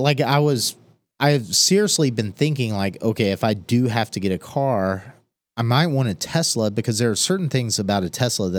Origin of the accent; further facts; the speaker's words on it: Southlake, Texas, United States; I grew up in South Lake